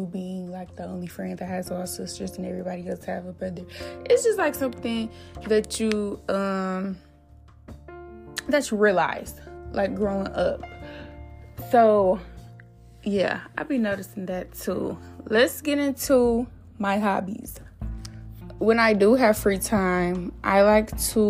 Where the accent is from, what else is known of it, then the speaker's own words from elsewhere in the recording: Flint, Michigan, United States; I'm from Michigan, by the way. Flint, Michigan, to be exact